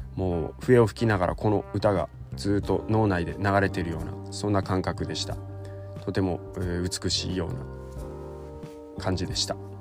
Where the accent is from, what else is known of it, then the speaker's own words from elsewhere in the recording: Takachiho, Miyazaki, Japan; 僕の地元の本組地区の神楽